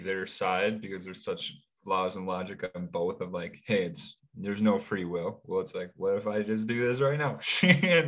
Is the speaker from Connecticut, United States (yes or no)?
no; Chicago, Illinois, United States; I was born in Chicago